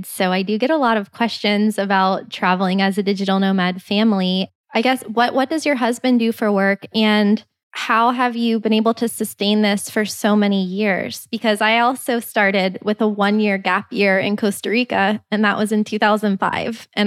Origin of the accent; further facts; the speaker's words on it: Canada; Well, well as a Canadian